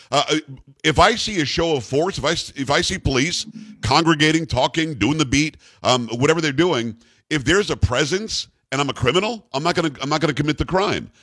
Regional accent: Palm Beach County, Florida, United States; also born or lived in New York; I grew up in Palm Beach County, Florida, having come from New York.

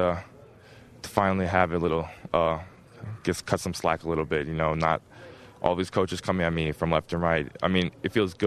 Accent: Hopkins, Minnesota, United States; they're my hometown school

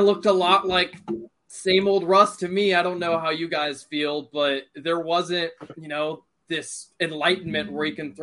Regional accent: Cincinnati, Ohio, United States; I'm from the Cincinnati area

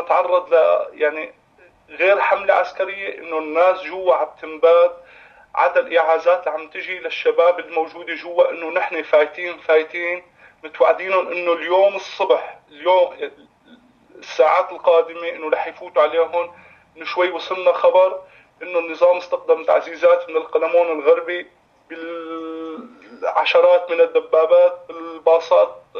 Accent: Wadi Barada, Rif Dimashq, Syria; نحن اولاد البلد

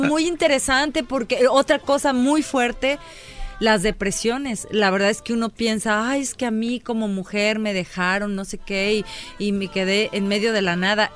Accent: Mexico; now in Los Angeles, United States; obviamente soy mexicana

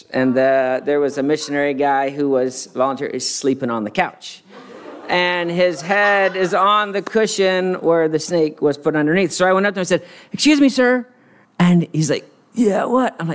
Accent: Madagascar; um, I, I grew up in Madagascar, and Alyssa grew up here in Santa Barbara, so we had very similar childhoods, as you can imagine.

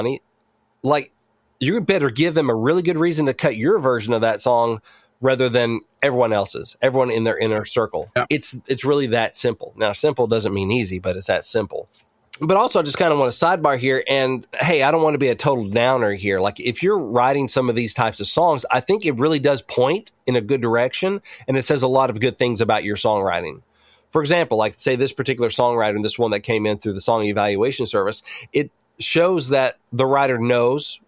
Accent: Batesville, Arkansas, United States; where I grew up in Batesville, Arkansas

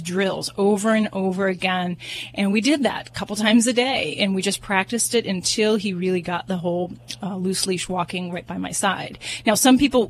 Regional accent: Las Vegas, Nevada, United States; I'm from Vegas

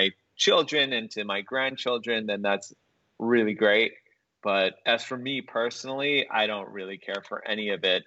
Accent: Riverside, California, United States; I grew up in Riverside, California, which is an hour east

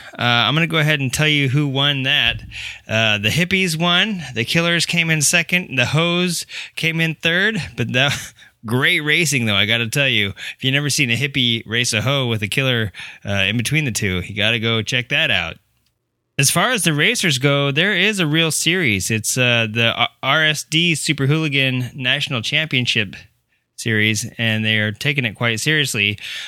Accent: California, United States; I'm from California.

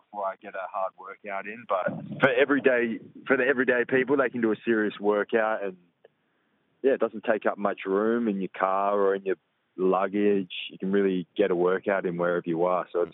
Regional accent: Perth, Western Australia, Australia; my hometown

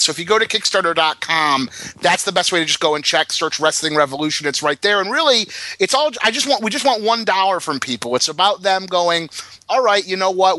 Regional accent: Detroit, Michigan, United States; moved away; growing up in Detroit

